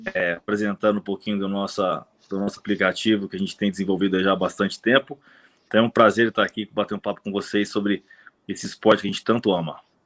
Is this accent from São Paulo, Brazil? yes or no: yes; São Paulo, Brazil; a gente é de São Paulo, aqui da capital